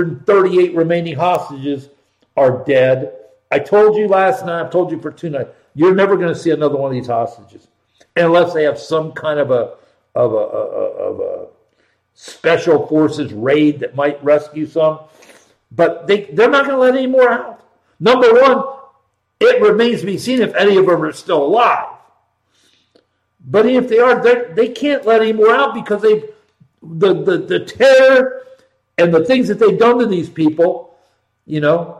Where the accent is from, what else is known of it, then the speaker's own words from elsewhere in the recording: Columbus, Ohio, United States; I was born and raised in Columbus, Ohio.